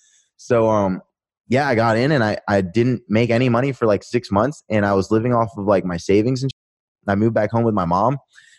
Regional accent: Pennsylvania, United States; also born or lived in Virginia Beach; I moved back with my mom from Virginia Beach back to Pennsylvania. So this is around the time all my friends from high school, they're starting to, like, graduate.

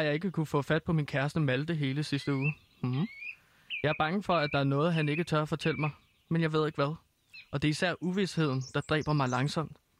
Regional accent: Herlev, Capital Region of Denmark, Denmark; Herlev, øh, der hvor jeg kommer fra

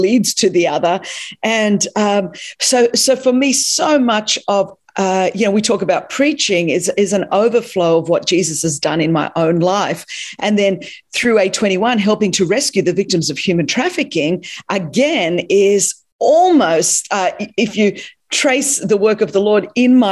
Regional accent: Sydney, New South Wales, Australia; first language Greek; English is a second language; I grew up in Sydney, Australia.

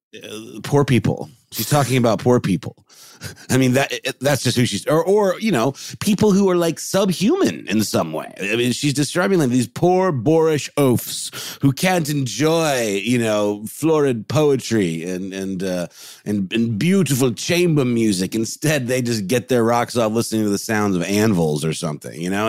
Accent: Augusta, United States; moved away; my hometown of Augusta visiting my mom

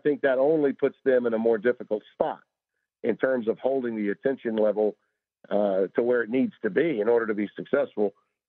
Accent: Louisiana, United States; born or raised there

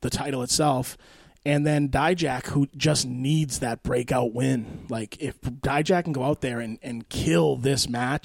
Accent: Billerica, Massachusetts, United States; I grew up in Billerica

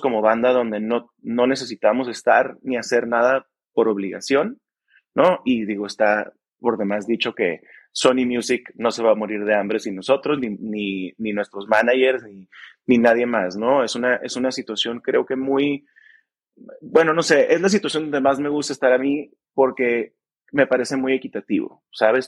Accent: Mexicali, Baja California, Mexico; somos de Mexicali los tres

